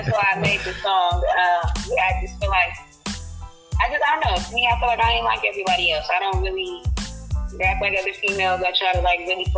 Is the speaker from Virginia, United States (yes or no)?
no; Moreno Valley, California, United States; also born or lived in North Long Beach, California; I'm from the IE in Moreno Valley. I was born in Long Beach